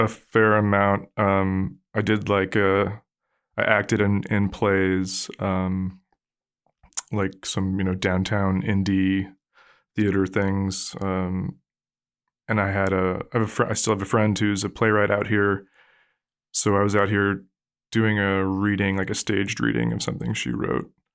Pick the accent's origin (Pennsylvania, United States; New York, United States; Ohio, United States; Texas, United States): Pennsylvania, United States; Allentown; moved away as an adult; now in California, United States; I grew up in Pennsylvania